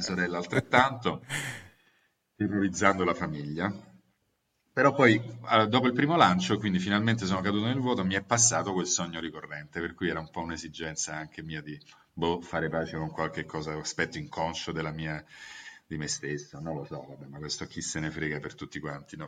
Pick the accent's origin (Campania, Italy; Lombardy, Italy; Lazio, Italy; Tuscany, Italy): Campania, Italy; Naples; now in Rome, Italy; mi sentivo cives romanus acquisito da napoletano